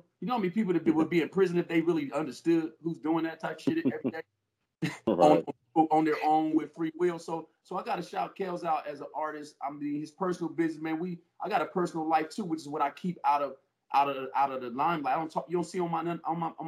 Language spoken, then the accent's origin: English; Chicago, Illinois, United States; also born or lived in Ohio; now in California, United States; I'm originally from Chicago